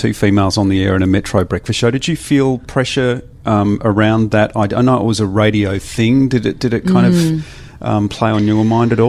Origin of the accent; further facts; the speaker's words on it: Adelaide, South Australia, Australia; moved away; we were from Adelaide.